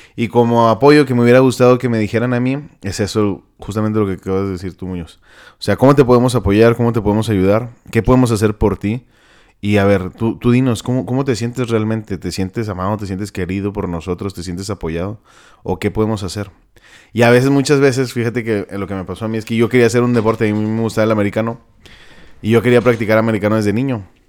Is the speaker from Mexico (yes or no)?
yes; Mexico; todos somos mexicanos